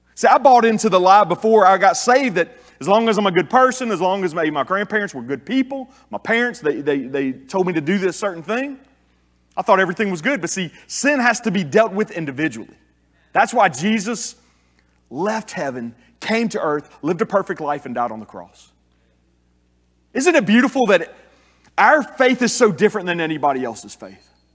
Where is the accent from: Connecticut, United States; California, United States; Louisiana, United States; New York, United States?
Louisiana, United States; South; I'm a Cajun. Grew up in South Louisiana